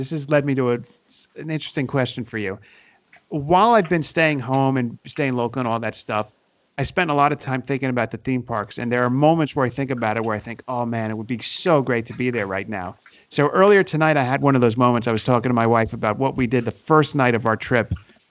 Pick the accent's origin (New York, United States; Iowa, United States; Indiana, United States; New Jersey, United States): New Jersey, United States; And I'm from New Jersey, so I know my Italian food.